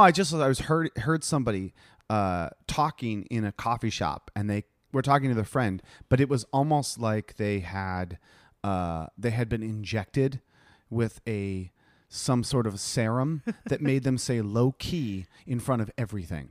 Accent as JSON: {"language": "English", "country": "United States", "moved": "yes", "said": "I'm American"}